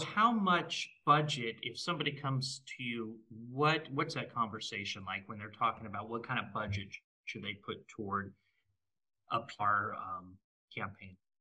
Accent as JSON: {"language": "English", "region": "Nebraska", "country": "United States", "tie": "born or raised there", "said": "I grew up in Nebraska"}